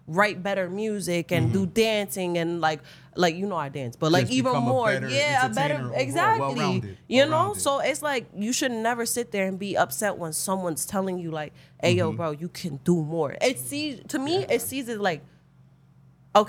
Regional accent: New York City, New York, United States; moved away as an adult; now in New Jersey, United States; I'm from the Bronx

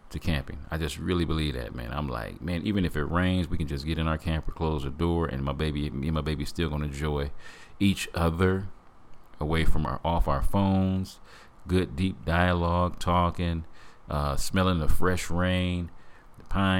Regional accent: Flint, Michigan, United States; Growing up in Flint, Michigan

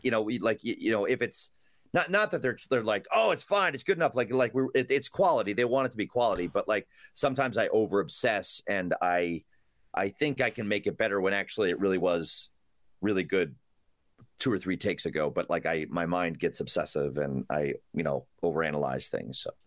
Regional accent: Rochester, New York, United States; also born or lived in Chelsea, New York City; now in New York City, United States; I originally from Rochester, New York

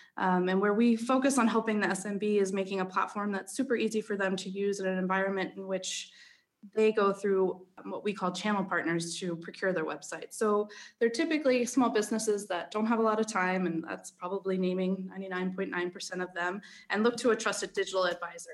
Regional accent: Philadelphia, Pennsylvania, United States; accent: American; moved away as an adult; also born or lived in Denmark; now in Copenhagen, Denmark; I'm originally from Philadelphia, but, uh, have expatriated to Denmark eight years ago

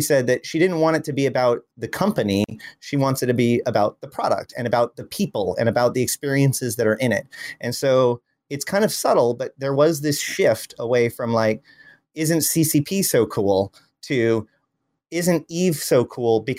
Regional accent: United States; As an American

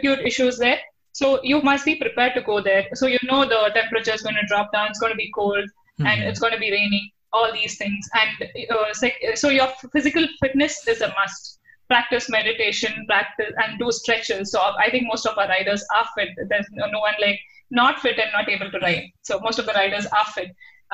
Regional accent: Mangalore, Karnataka, India; Mangalore, my hometown, fish curry, rice, prawns, roast and stuff

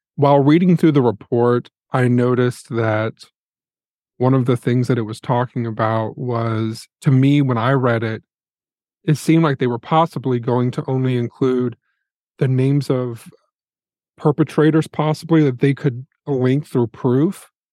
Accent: Indiana, United States; I'm from Indiana. I am not from Maryland

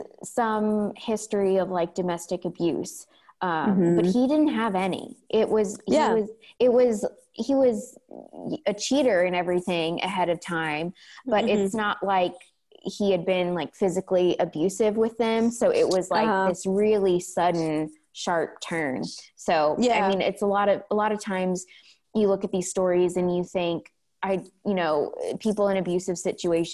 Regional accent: Illinois, United States; now in Tennessee, United States; I am from Illinois, and there are a lot of tornadoes there as well

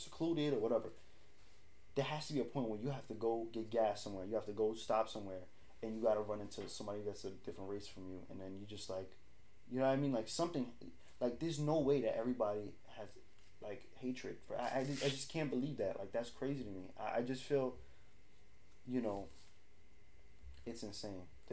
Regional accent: New York City, New York, United States; we're from New York

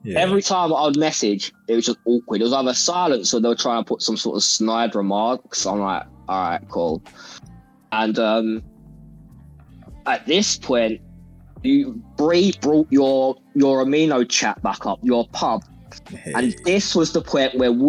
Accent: England, United Kingdom; we're from England

